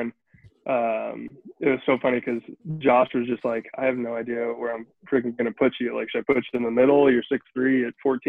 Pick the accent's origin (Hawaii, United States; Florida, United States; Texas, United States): Hawaii, United States; growing up in Hawaii